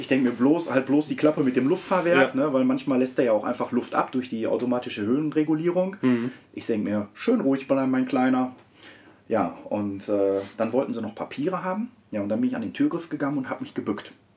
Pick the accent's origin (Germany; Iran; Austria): Germany; Herne, North Rhine-Westphalia; komme aus Wanne-Eickel, bin dort auch geboren, bin aufgewachsen ganz normal.